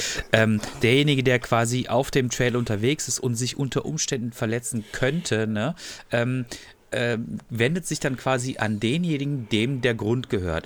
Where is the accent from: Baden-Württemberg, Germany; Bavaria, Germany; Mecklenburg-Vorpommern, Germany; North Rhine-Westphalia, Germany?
Baden-Württemberg, Germany; Freiburg; ich komme aus Freiburg